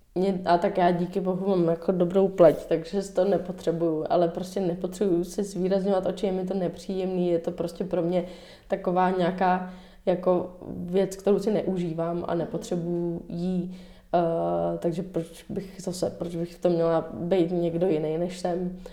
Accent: Dobřichovice, Central Bohemian Region, Czechia; also born or lived in New York; Máma třeba měla různé workshopy pro děti u nás v Dobřechovicích

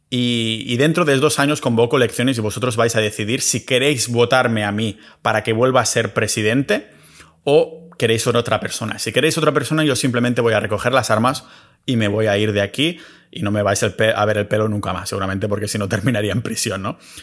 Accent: Spain; moved away as an adult; me fui de España hace unos años a ser residente fiscal en otros sitios

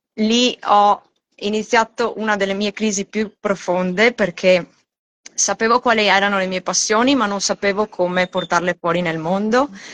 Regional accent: Italy; moved away as an adult; now in Australia; nata e cresciuta in Italia

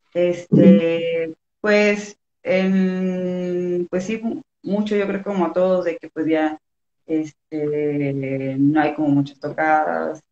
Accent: Los Cabos, Baja California Sur, Mexico; moved away as an adult; also born or lived in Guadalajara; now in Mexico City, Mexico; de Los Cabos, de Baja California Sur. Eh, pero ahorita estoy viviendo en la ciudad, tengo como cuatro meses, entonces pues sí, soy de, Cabo, pero radicada en Ciudad de México.

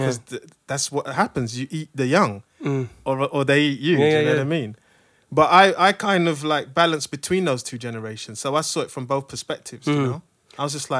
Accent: London, United Kingdom; I'm from London. Yeah.

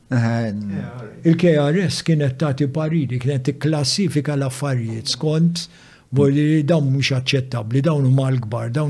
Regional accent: Malta; Dak iż-żmien kien hawn index Malta.

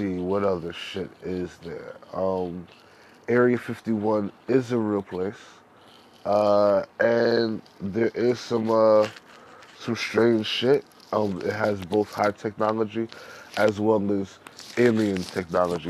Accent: New York City, New York, United States; I'm from New York, Harlem all day.

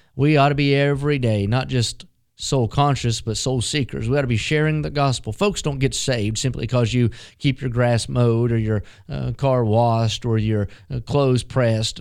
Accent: West Virginia, United States; Growing up in West Virginia

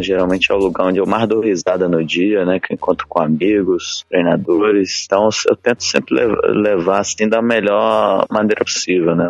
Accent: Brasília, Federal District, Brazil; em Brasília, né? Que eu, a cidade onde eu nasci, onde eu morei

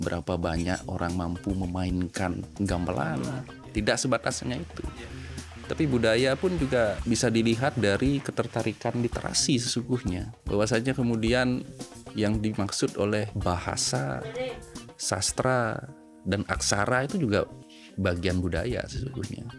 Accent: Denpasar, Bali, Indonesia; also born or lived in Batam; now in Ubud, Indonesia; menamatkan SMP, SMA sampai kuliah itu di Denpasar

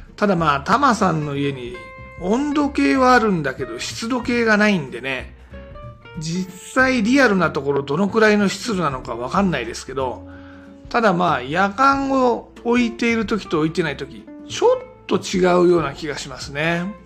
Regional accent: Tama area, Tokyo, Japan; also born or lived in Yatsugatake southern foot; now in Yatsugatake, Japan; 地元の多摩地区で戻ってたんですね。で多摩地区も東京の中では寒いとこなんですが

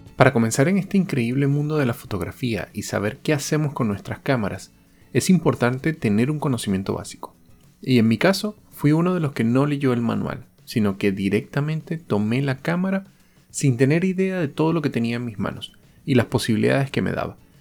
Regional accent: Venezuela; moved away; Soy venezolano y he tenido la oportunidad de vivir en varios países.

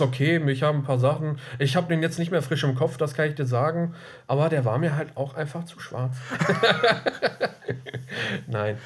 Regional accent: Germany; als Deutscher

